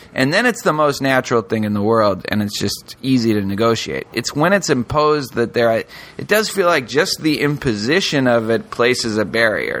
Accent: Northeast, United States; now in Houston, United States; I grew up in the Northeast

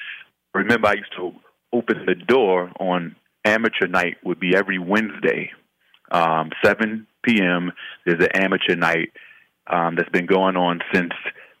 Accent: Harlem, New York, United States; now in Los Angeles, United States; I'm actually from Harlem, New York. I was born in Queens. I grew up, raised in Harlem.

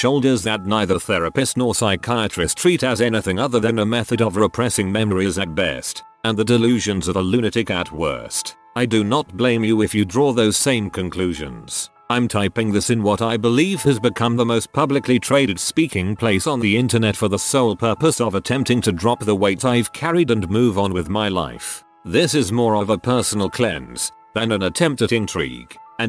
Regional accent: San Diego, California, United States; I was born in San Diego, and lived in a poorer suburb of San Diego as a child. I lived at an apartment complex called Lemonvine Apartments

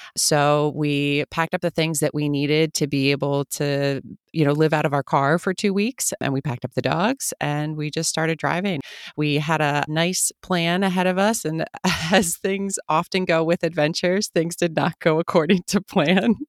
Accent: outside of Philadelphia, Pennsylvania, United States; moved away as an adult; also born or lived in Germany; now in Los Angeles, United States; where I grew up in Pennsylvania

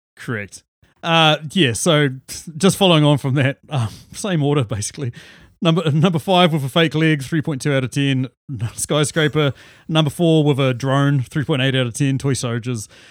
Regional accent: New Zealand; also born or lived in Auckland, New Zealand; we're different from Australia. We actually do have ski fields

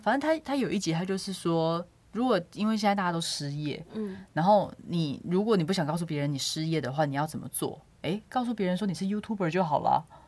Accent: southern Taiwan, Taiwan; moved away as an adult; now in Taipei, Taiwan; 我在台北工作，那基本上我非常非常少会南部

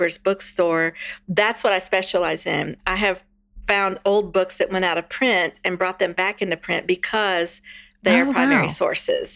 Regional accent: Texas, United States; I'm from Texas. We've been Texans for 9 generations

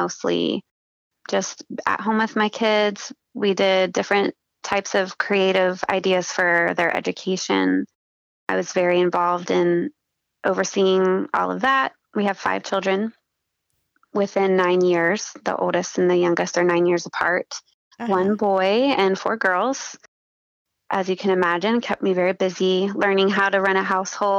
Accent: Hilliard, Ohio, United States; also born or lived in Dayton, Ohio / Beavercreek, Ohio; I was born in Dayton, Ohio, and lived in Beaver Creek for the first maybe 5 years of my life. And then we moved back home to where my parents grew up and my grandparents grew up in Hilliard, Ohio

